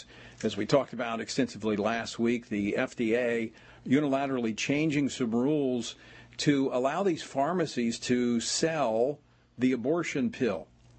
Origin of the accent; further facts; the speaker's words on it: Louisiana, United States; It's when I first ran for office over the issue of gambling in my home state of Louisiana.